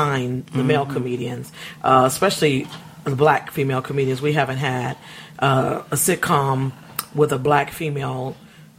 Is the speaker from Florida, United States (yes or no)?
no; Los Angeles, California, United States; also born or lived in Benton Harbor, Michigan / Inglewood; I've been here since I was six, so you could technically say I'm from L.A.